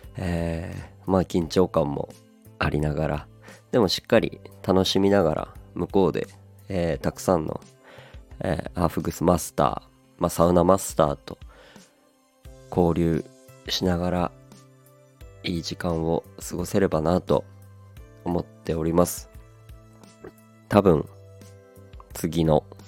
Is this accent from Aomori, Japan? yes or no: yes; Aomori, Japan; 青森なので僕の出身が